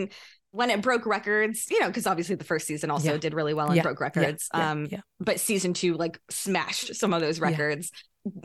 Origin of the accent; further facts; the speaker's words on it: North India, India; I mean, you can see me right now. I'm North Indian. I'm definitely a lighter skinned Indian.